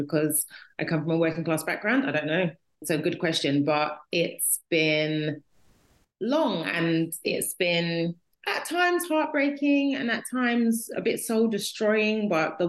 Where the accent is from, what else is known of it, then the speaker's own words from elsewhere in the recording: London, United Kingdom; I'm from London. I'm a Londoner.